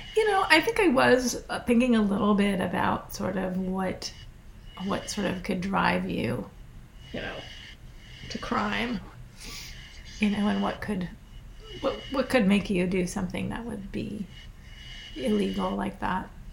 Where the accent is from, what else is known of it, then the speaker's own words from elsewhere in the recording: Scottsville, Virginia, United States; also born or lived in Fluvanna County, Virginia / Massachusetts; my hometown Scottsville, Virginia